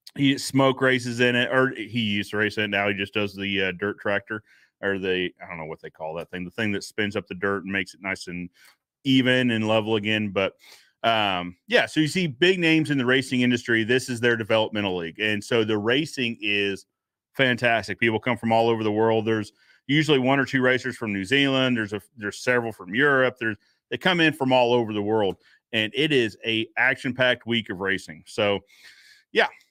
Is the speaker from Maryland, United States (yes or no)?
no; Cary, North Carolina, United States; moved away; I'm actually from North Carolina, so, uh, outside of Raleigh, a small town named Cary